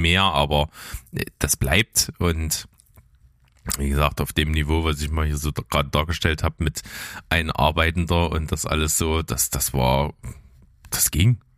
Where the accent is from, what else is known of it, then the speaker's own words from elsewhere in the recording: Naunhof, Saxony, Germany; ich bin ja aufgewachsen in Nauenhof